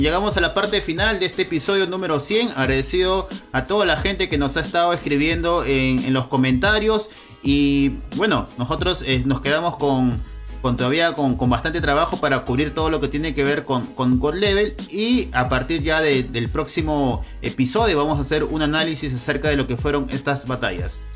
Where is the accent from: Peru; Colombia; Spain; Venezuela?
Peru; como peruano